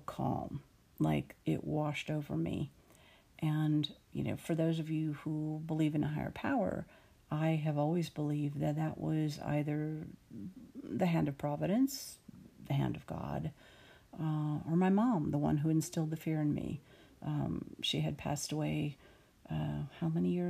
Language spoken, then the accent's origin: English; Austin, Texas, United States; now in Dallas, United States; I grew up in and around Austin